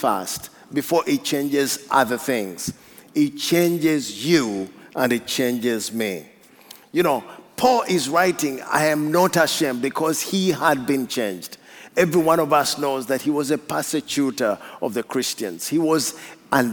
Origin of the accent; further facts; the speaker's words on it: Uganda; I come from Africa